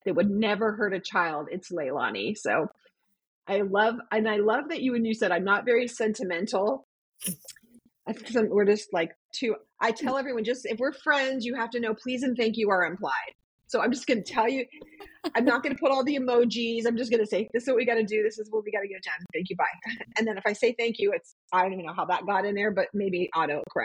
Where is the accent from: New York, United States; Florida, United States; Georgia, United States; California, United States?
California, United States; San Diego; moved away; I grew up in San Diego